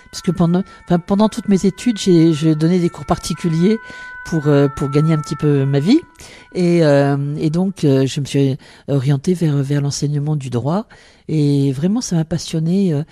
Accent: Amiens, Hauts-de-France, France; Oui, je suis né à Amiens. Donc à l'époque, mes parents euh, n'habitaient pas à Amiens, ils habitaient à Fluy, une petite commune à 15 km d'Amiens.

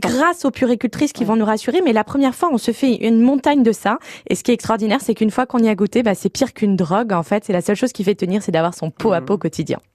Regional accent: Paris, Île-de-France, France; je suis parisienne et j'étais à Chambéry

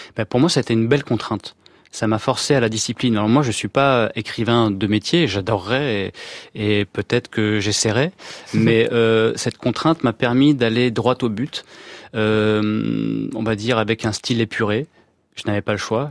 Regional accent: France; je suis né en France

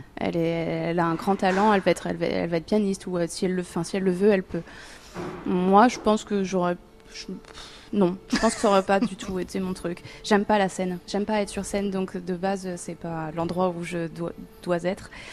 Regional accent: Amiens, Hauts-de-France, France; moved away as an adult; j'ai eu de la chance de grandir dans cette ville

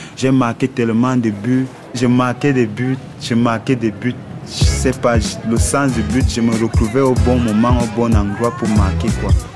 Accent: Yaoundé, Centre, Cameroon; moved away as an adult; Je viens du Cameroun, à Yaoundé, le 2 décembre 1987.

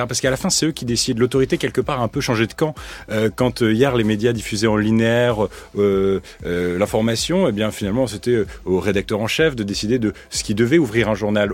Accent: France; aujourd'hui, je suis français

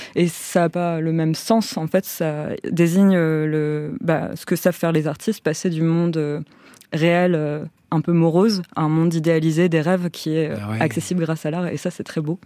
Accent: France; en grandissant en France

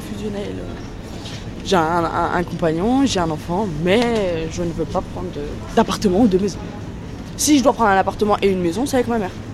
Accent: France; on est des Français

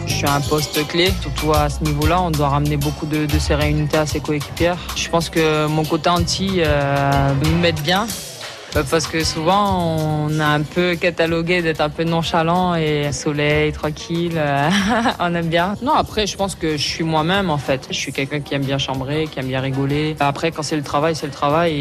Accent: Martinique; moved away; chez moi, en Martinique

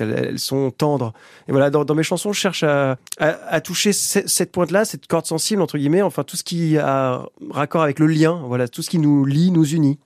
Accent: Ossau Valley, Béarn, Nouvelle-Aquitaine, France; also born or lived in Oloron-Sainte-Marie / Pau; j'ai grandi en Vallée d'Ossau.

